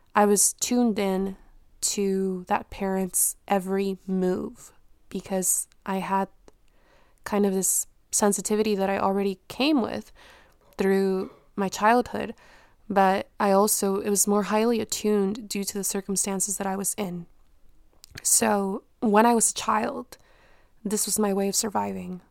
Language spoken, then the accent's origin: English; Mexico; moved away; where I was born in Mexico